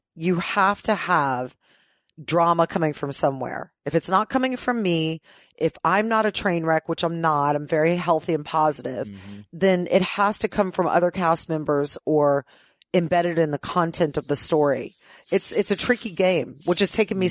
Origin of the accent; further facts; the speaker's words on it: Ohio, United States; moved away as an adult; now in Los Angeles, United States; I've lived in LA longer than I lived in Ohio.